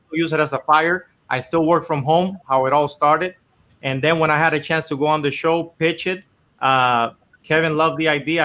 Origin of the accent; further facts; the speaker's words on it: Dominican Republic; moved away as an adult; now in Los Angeles, United States; I was born and raised in Dominican Republic my whole life. And I actually came here to LA to, to try to do music